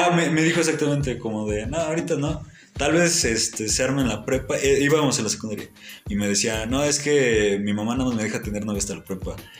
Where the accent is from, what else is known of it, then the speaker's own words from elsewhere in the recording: Tlaxcala, Mexico; somos de Tlaxcala